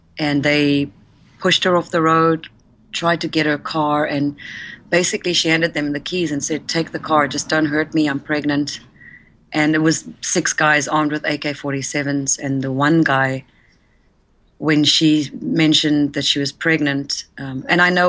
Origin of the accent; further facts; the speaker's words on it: South Africa; moved away; I was born and raised in South Africa